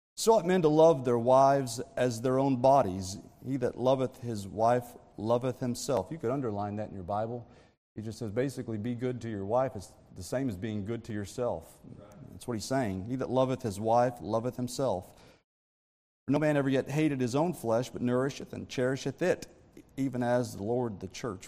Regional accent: Texas, United States; I'm from Texas

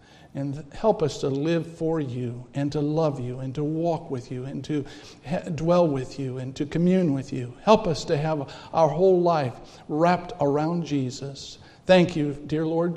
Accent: California, United States; moved away as an adult; now in Milwaukee, United States; I'm from California

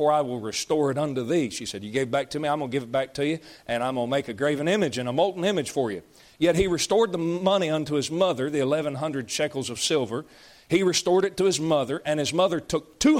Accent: United States; I'm an American

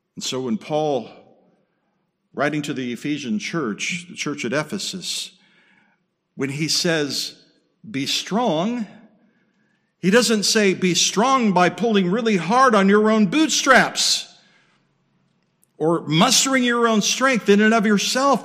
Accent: Southern California, United States; moved away; also born or lived in Okinawa, Japan / Midwest, United States; I grew up in Southern California, earthquake country, um, lived in Okinawa.

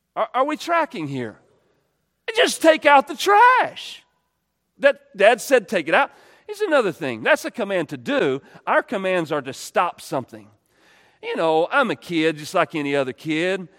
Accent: United States; we're American

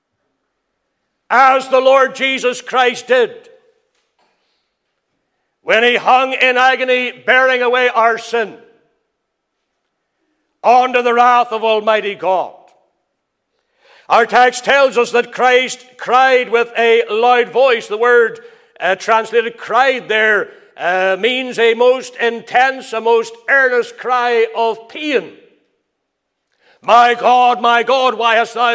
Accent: Crossgar, Northern Ireland, United Kingdom; I can remember growing up in the Free Presbyterian Church. My father, he was there in Crossgar from the very beginning.

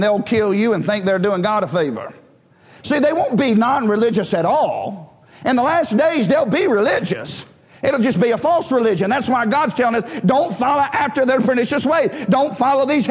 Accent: United States; we're American

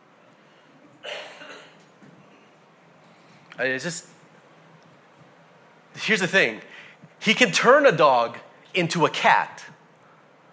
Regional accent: United States; as an American

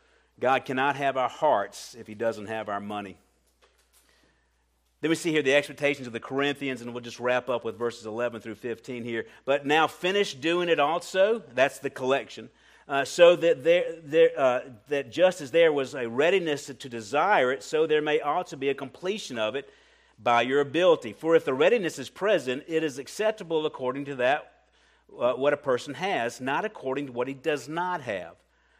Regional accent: Colombia; I'm a little sensitive to that because I came from Colombia, and if anybody's been in Colombia, it's a real issue down there.

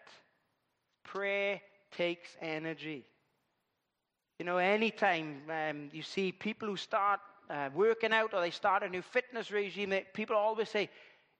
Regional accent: Llandudwardre, Wales, United Kingdom; I come from Llandudwardre

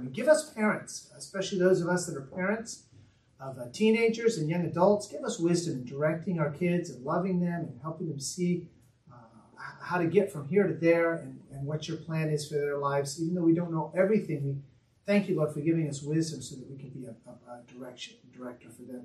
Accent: United States; I'm an American

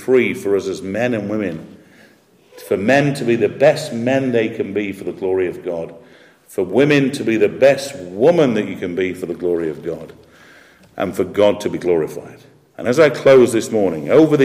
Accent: Yorkshire and the Humber, United Kingdom; I'm a Yorkshireman

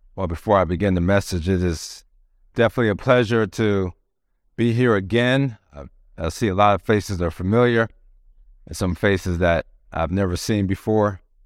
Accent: Maryland, United States; moved away as an adult; also born or lived in Twentynine Palms, California; now in San Diego, United States; We're from the East Coast in Maryland

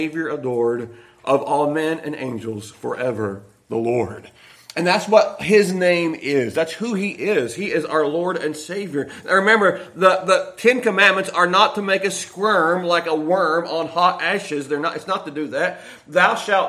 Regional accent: Millersburg, Ohio, United States; also born or lived in Richmond Dale, Ohio; I was born in Millersburg, Ohio. My family's from Richmonddale, Ohio.

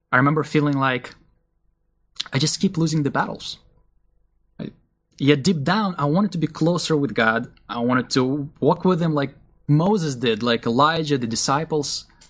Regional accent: Israel; moved away; I grew up in a Russian Jewish family. My parents believed in Jesus when I was still a young boy. So, even though we were raised in Israel

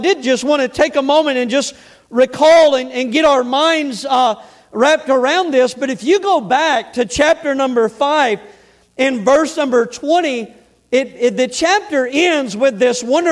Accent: Florida Panhandle, United States; accent: southern; I'm from L.A., Lower Alabama. Amen. The panhandle of Florida right there

